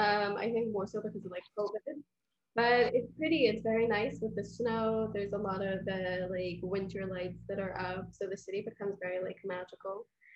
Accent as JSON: {"language": "English", "country": "Tanzania", "tie": "born or raised there", "also_born_or_lived": "Leicester, United Kingdom / London, United Kingdom", "moved": "as an adult", "lives_now": "New York, United States", "said": "I was born in Leicester, grew up in Tanzania, had lots of family in the UK, so I was always like back and forth."}